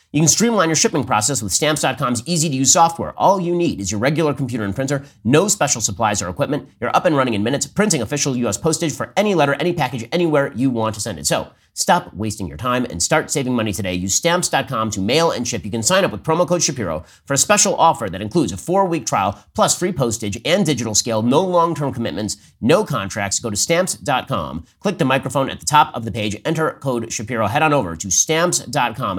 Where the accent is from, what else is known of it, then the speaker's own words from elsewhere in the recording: California, United States; I'm from California